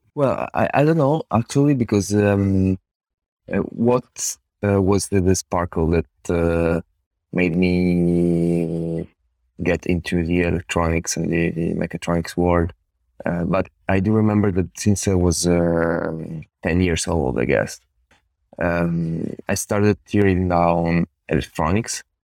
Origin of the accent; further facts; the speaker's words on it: Italy; now in Turin, Italy; I went, I went, of course, to college here in Italy